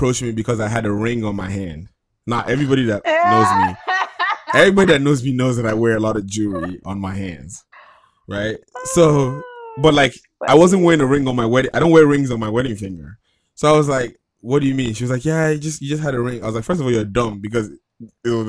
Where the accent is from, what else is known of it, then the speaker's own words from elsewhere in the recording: Sacramento, California, United States; My friends that I grew up with in Sacramento